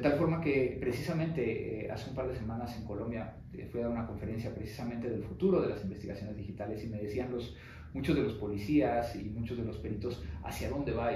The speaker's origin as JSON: {"language": "Spanish", "country": "Mexico", "said": "ser reconocido como un mexicano que, es exitoso como empresario"}